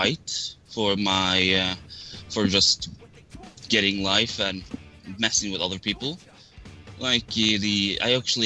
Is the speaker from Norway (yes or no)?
yes; Norway; accent: pure Norwegian; I'm from Norway, and I might actually have... my voice actually is like... I don't know. My accent is just pure Norwegian.